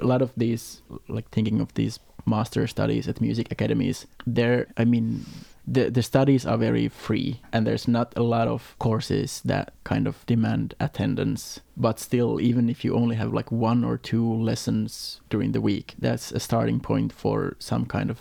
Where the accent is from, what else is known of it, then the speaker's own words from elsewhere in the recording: Äänekoski, Central Finland, Finland; also born or lived in Gothenburg, Sweden; now in Denmark; I'm Finnish. Finland, from a town called Äänekoski